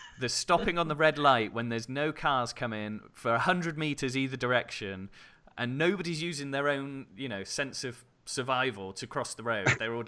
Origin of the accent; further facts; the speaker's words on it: United Kingdom; now in Germany; I've certainly had that being British. There's not a lot of Brits here in Germany in my area.